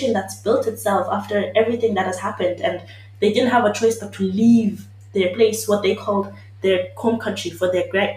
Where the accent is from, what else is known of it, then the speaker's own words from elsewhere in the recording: Eswatini; moved away; I'm Swazi